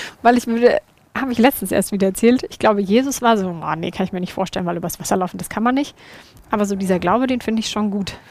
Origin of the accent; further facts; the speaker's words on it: Würzburg, Bavaria, Germany; bei uns in Würzburg in der Gemeinde